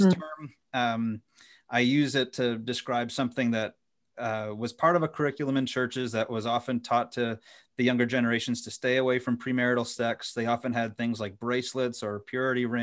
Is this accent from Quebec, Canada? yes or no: no; Ottawa Valley, Ontario, Canada; moved away as an adult; now in Indiana, United States; I grew up in the Ottawa Valley